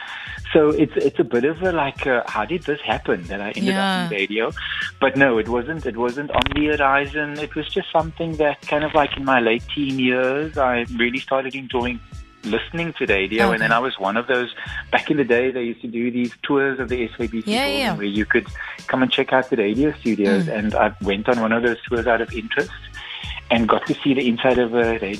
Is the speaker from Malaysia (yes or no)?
no; Cape Town, Western Cape, South Africa; also born or lived in Kensington, Cape Town; I grew up in Belhar and went to Erika Primary.